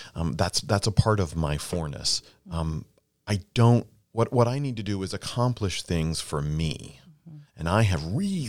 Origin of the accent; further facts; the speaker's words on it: Mississippi, United States; he said, well, where are you from? And I said, I'm from Mississippi. And he said, well, I don't hear an accent.